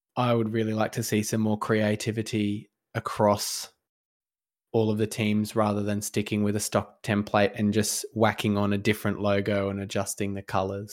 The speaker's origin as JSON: {"language": "English", "country": "Australia", "said": "as a Australian citizen"}